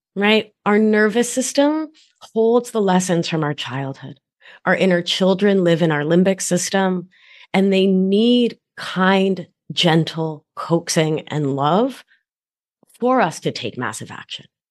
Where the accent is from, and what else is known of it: Providence, Rhode Island, United States; born or raised there; also born or lived in Argentina